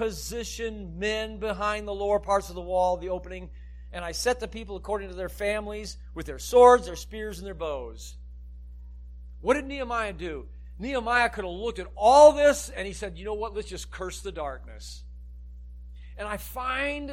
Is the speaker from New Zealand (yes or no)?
no; Illinois, United States; I grew up in Illinois